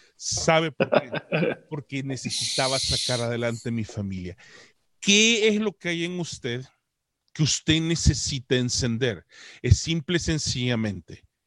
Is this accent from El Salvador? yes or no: yes; El Salvador; now in Canada; Yo soy un salvadoreño que vive en Canadá, que tampoco habló inglés, sino hasta que me tocó aguantar hambre y tuve que aprenderlo